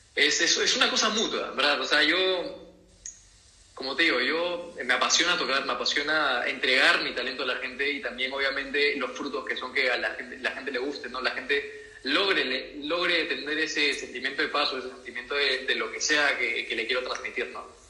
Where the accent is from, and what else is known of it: Peru